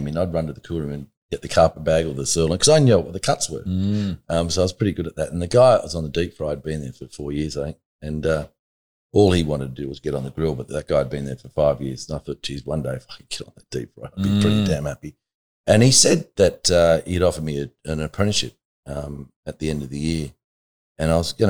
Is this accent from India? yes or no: no; Blacktown, New South Wales, Australia; I know I'm only 15 and I know I'm from Blacktown